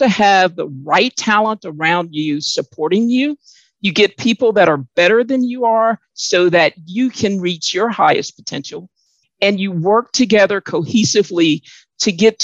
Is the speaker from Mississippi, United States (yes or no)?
yes; Mississippi, United States; growing up in the South, in Mississippi, in a large family